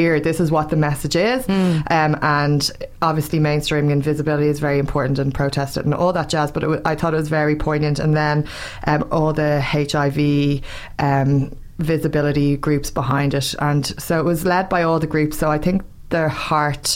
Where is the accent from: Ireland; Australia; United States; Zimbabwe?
Ireland; as Irish people